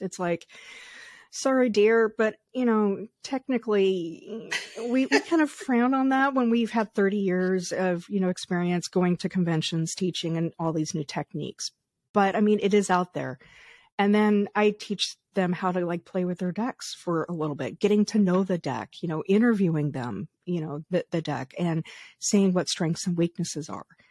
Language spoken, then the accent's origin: English; Colorado, United States; I grew up in Colorado in the 80s